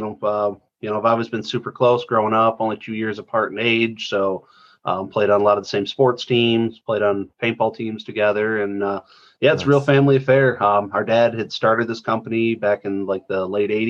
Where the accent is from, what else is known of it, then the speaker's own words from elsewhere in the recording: Detroit, Michigan, United States; born and raised in the Metro Detroit area